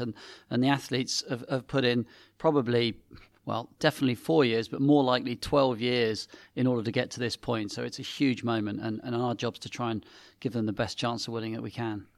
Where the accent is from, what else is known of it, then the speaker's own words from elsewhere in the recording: Sevenoaks, South East England, United Kingdom; also born or lived in Paris; I grew up in Seven Oaks in Kent, near a little gravel pit.